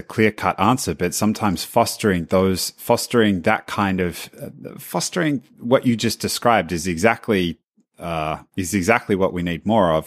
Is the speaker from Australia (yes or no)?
yes; Australia; as an Australian